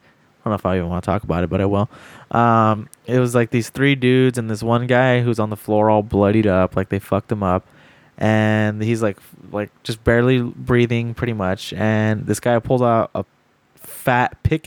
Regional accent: California, United States; dude, I'm from California. It's called weather. Like, this happens all the time.

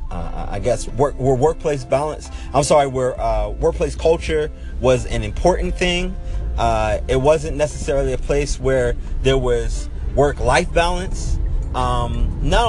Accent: Pittsburgh, Pennsylvania, United States; moved away as an adult; also born or lived in Baltimore, Maryland / El Segundo, California; I'm born and raised in Pittsburgh, Pennsylvania. I spent 18 years of my life growing up

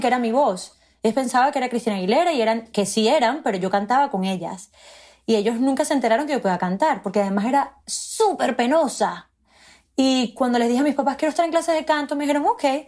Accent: Margarita Island, Nueva Esparta, Venezuela; first language Spanish; moved away as an adult; now in New York, United States; somos muy afortunados de haber crecido en un lugar tan precioso

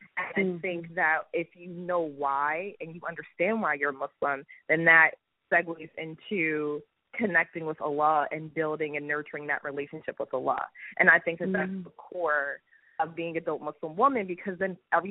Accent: Philadelphia, Pennsylvania, United States; So I grew up in Philly.

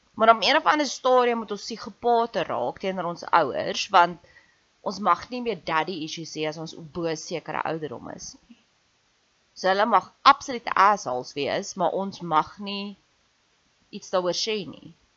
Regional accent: South Africa; ek's ook 'n Suid-Afrikaner

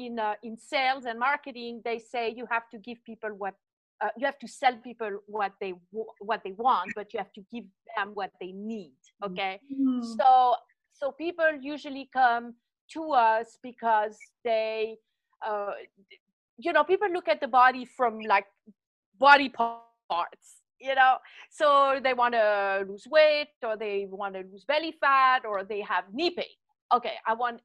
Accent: French part of Switzerland, Romandy, Switzerland; accent: French, from the French part of Switzerland; moved away; So originally I'm from Switzerland. So if you wonder where my accent is from, it's French, from the French part of Switzerland.

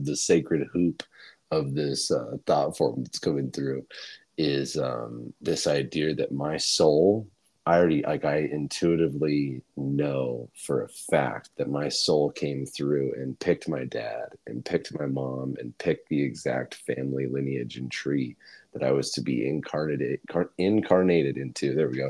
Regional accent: Bozeman, Montana, United States; born there; I was born in Bozeman, Montana, in 1995 in January

